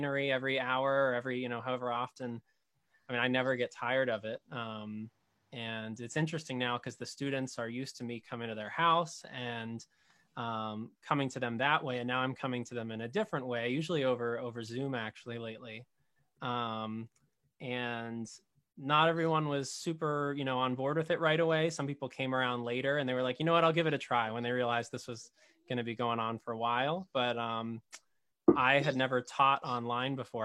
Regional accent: Arlington, Massachusetts, United States; now in Wakefield, United States; I grew up in Arlington

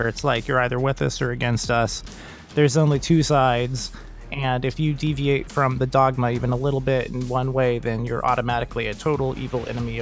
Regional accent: West Coast, Southern Oregon to Southern California, United States; California, mainly. Grew up and down the West Coast, but mostly like Southern Oregon to Southern California area

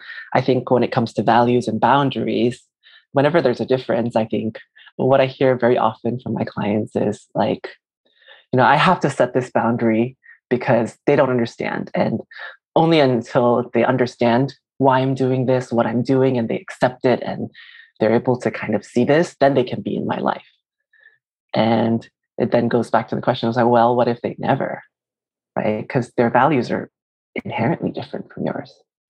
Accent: Malaysia; moved away as an adult; now in United States; I'm an immigrant myself, so I'm Chinese Malaysian, and I immigrated in my young adulthood.

